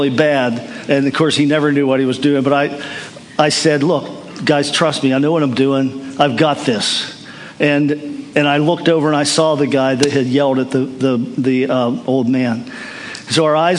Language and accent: English; United States; I'm from America